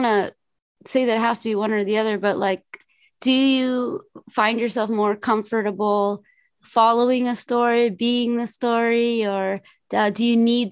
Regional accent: Los Angeles, California, United States; I grew up here in Los Angeles

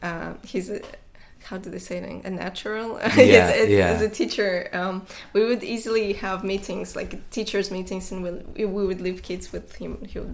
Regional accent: Saint Petersburg, Russia; also born or lived in Tatarstan (ethnic); now in London, United Kingdom; I'm Tatar, but I grew up in St. Petersburg, which is predominantly a white city.

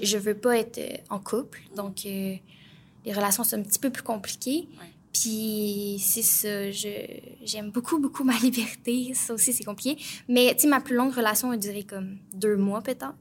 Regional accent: Plessisville, Quebec, Canada; moved away; je viens de Plessisville, euh, donc en région

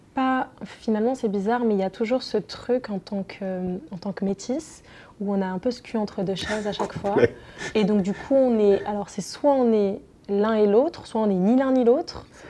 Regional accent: southern France, France; ils sont venus s'installer dans le sud de la France où je suis née

